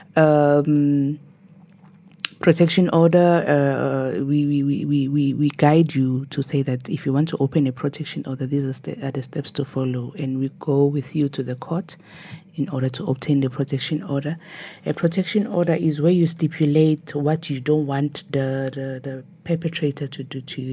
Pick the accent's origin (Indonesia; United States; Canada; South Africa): South Africa; Nelspruit, Mpumalanga; born and bred in Nelspruit